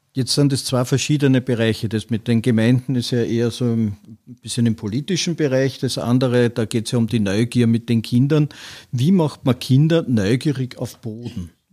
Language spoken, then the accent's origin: German; Vienna, Austria; ich bin in Wien aufgewachsen